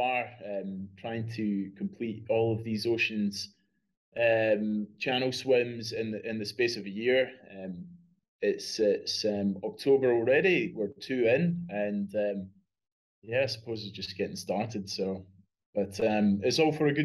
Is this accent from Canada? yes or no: no; west of Scotland, United Kingdom; moved away as an adult; now in Australia; Growing up in Scotland